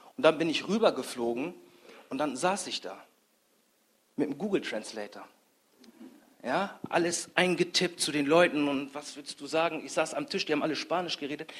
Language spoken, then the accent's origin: German; Grasberg, Lower Saxony, Germany; ich komme aus Grasberg, das ist in der Nähe von Bremen.